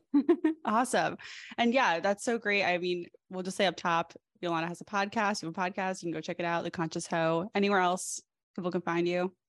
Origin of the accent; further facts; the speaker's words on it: East Coast, United States; I'm from the East Coast as well